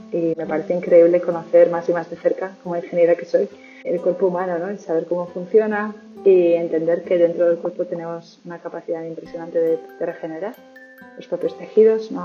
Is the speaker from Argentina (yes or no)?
no; Pamplona, Navarre, Spain; moved away as an adult; now in Perth, Australia; soy de Pamplona, aunque ya desde hace un par de años tengo también la nacionalidad australiana y ya llevo siete años viviendo en este país.